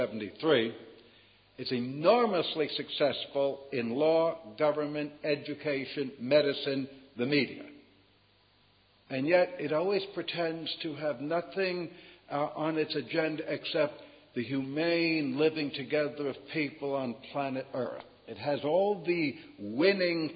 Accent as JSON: {"language": "English", "country": "United States"}